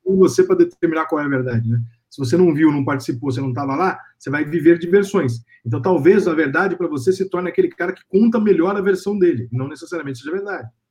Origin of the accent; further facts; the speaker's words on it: São Paulo, Brazil; eu sou de São Paulo